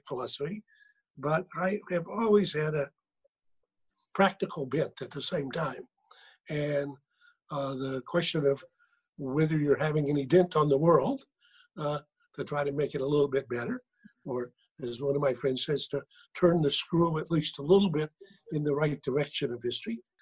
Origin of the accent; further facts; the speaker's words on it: Charlotte, North Carolina, United States; accent: Southern; moved away as an adult; also born or lived in Oxford, England; I was born in North Carolina, grew up in what at the time was a middle-sized town called Charlotte, now a big city, went to high school there